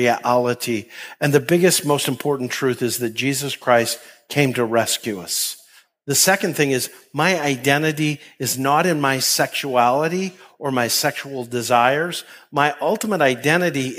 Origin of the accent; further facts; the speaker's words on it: Canada; moved away as an adult; where I grew up in Canada